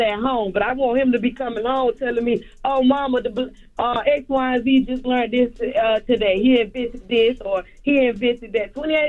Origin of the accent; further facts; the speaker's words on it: Pahokee, Florida, United States; Yeah, Pahokee, Florida.